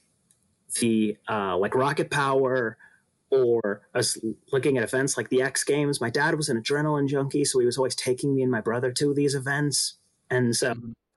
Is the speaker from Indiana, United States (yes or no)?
no; Los Angeles, California, United States; I am from Los Angeles, California